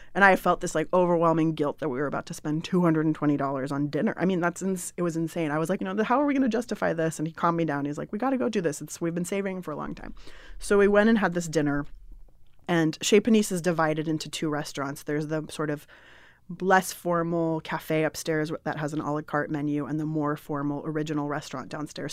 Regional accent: San Diego, California, United States; moved away as an adult; also born or lived in Berkeley; I grew up in San Diego

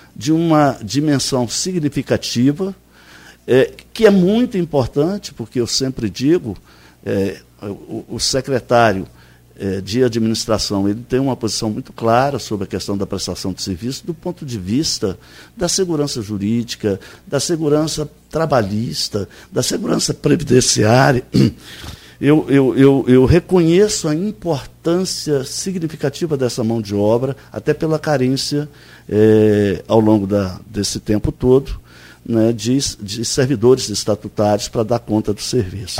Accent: Minas Gerais, Brazil; now in Campos dos Goytacazes, Brazil; como bom mineiro que sou

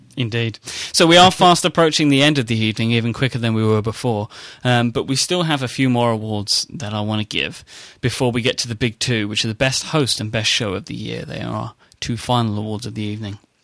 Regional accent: United Kingdom; accent: British; my strange British accent

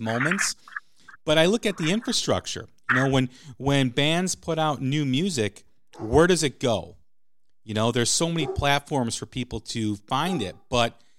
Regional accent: Chicago, Illinois, United States; I'm from Chicago

